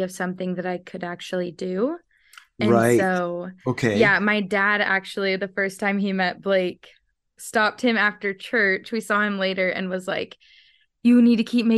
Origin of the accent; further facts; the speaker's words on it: Oklahoma, United States; I'm actually from Oklahoma.